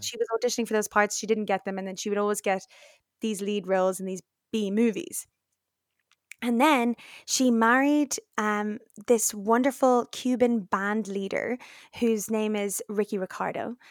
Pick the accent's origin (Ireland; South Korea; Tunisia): Ireland; Dublin, Leinster; now in London, United Kingdom; I am Dublin Irish fluent